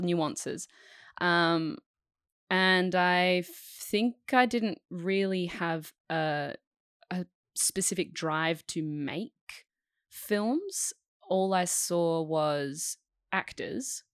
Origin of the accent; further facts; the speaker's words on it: Perth, Western Australia, Australia; So, I grew up in Perth, um, I grew up on a five acre property of bushland.